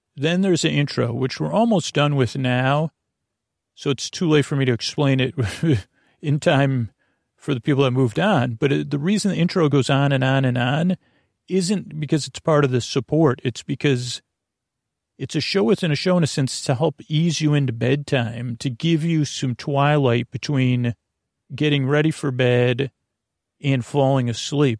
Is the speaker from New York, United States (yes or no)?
yes; Syracuse, New York, United States; moved away; when I was growing up in Syracuse